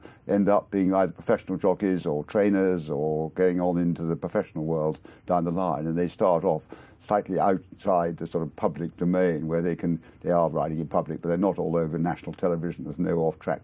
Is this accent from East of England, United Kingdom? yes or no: no; Exmoor, South West England, United Kingdom; moved away as an adult; also born or lived in Manhattan, New York; I was brought up on Exmoor